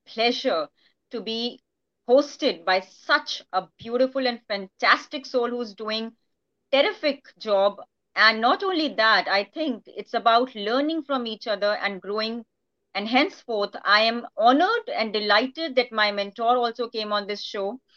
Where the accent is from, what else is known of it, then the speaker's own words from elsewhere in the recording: India; being an Indian